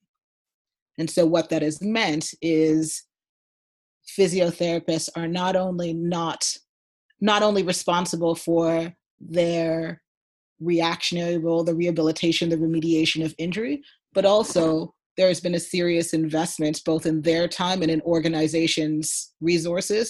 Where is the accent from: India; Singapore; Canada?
Canada; I'm Canadian